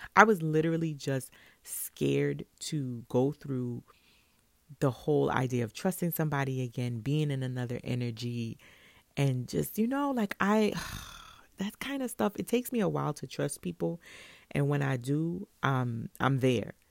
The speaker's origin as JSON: {"language": "English", "town": "New York City", "region": "New York", "country": "United States", "said": "I'm from Brooklyn"}